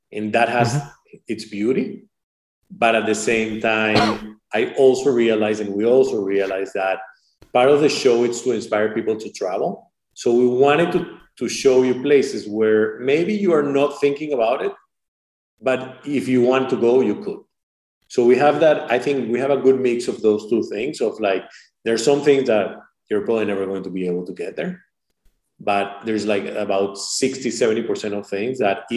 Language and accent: English; Venezuela; now in United States; I was born in Venezuela.